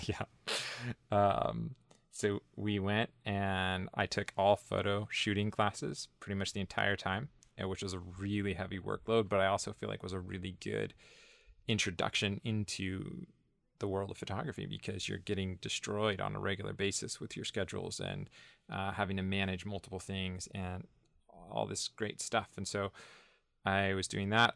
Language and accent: English; Northern California, United States; moved away as an adult; originally I was born and raised in Northern California